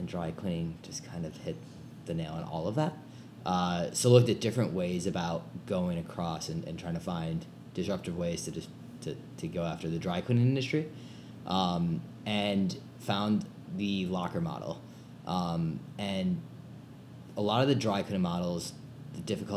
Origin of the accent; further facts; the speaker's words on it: Chicago, Illinois, United States; also born or lived in New York / London / South Africa / West Coast; I'm from Chicago area. Grew up around here